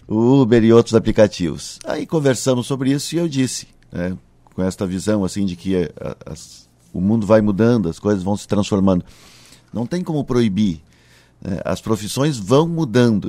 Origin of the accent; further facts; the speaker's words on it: Cachoeirinha, Rio Grande do Sul, Brazil; Eu sou natural de Cachoeirinha, hoje é a cidade em que tenho a honra de ser prefeito